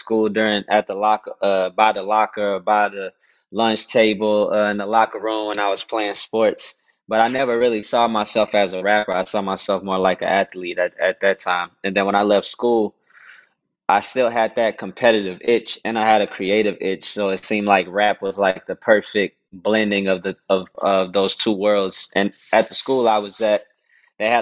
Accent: Dallas, Texas, United States; I was born and raised in Dallas, Texas

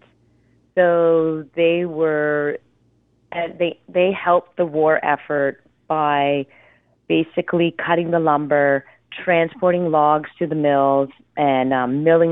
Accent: Ontario, Canada; I'm from Ontario

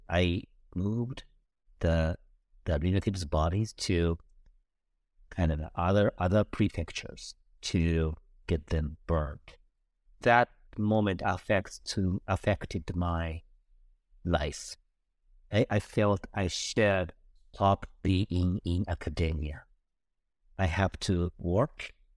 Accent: Kobe, Hyogo, Japan; moved away; also born or lived in Tokyo; my hometown and it was Kobe

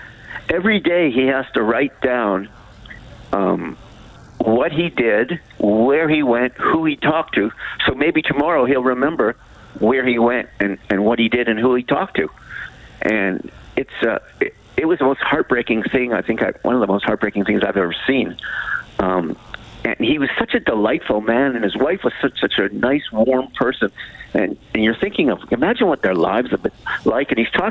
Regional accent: Calgary, Alberta, Canada; I grew up in the business. I grew up working in Alberta and working in Calgary.

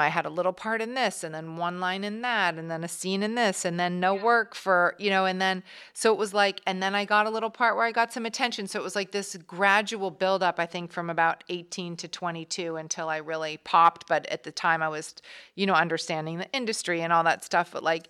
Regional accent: New York, United States; I grew up like in New York.

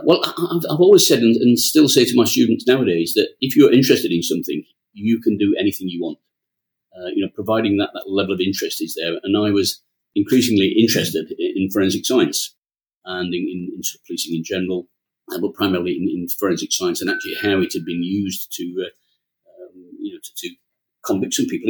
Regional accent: Yorkshire and the Humber, United Kingdom; being a Yorkshireman

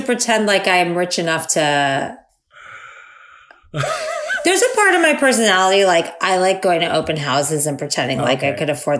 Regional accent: Florida, United States; I'm from Florida.

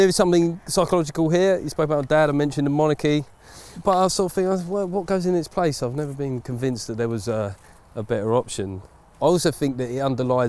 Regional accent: Essex, East of England, United Kingdom; I come from Essex

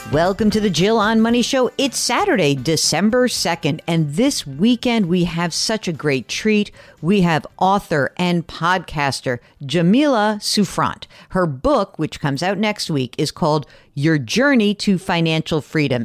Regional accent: New York, United States; we're, we're New Yorkers

